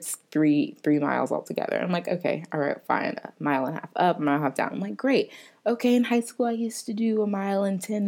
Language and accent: English; Florida, United States; moved away as an adult; now in New Orleans, United States; I'm from Florida. I'm used to the heat.